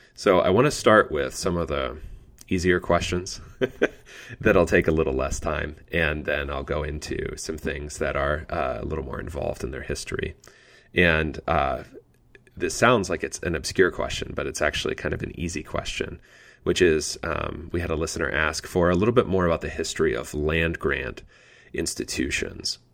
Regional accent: Pennsylvania, United States; now in Indiana, United States; my home state of Pennsylvania

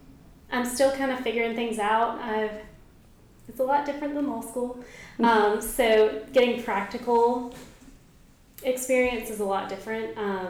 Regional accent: Mobile, Alabama, United States; I am from Mobile, Alabama.

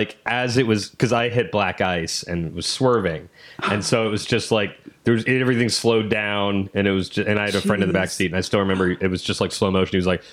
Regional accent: Ohio, United States; I'm from Ohio.

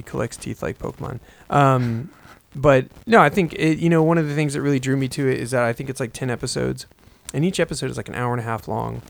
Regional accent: United States; I'm American and I speak English

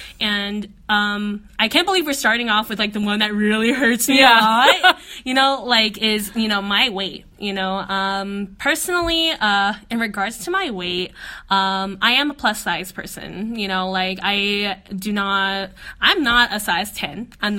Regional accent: Philippines; our experiences as Filipino women.

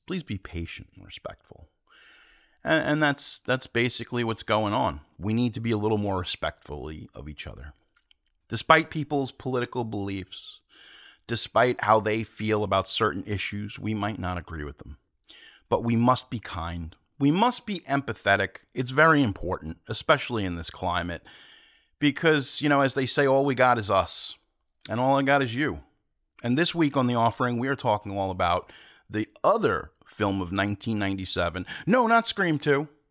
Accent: Long Island, New York, United States; I'm from Long Island

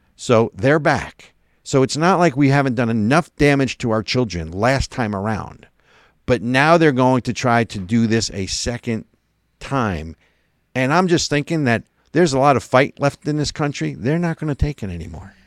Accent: New Jersey, United States; I'm from Jersey

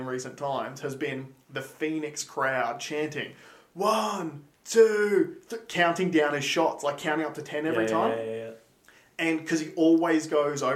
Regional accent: Tamborine Mountain, Queensland, Australia; I grew up playing sports on Tambury Mountain.

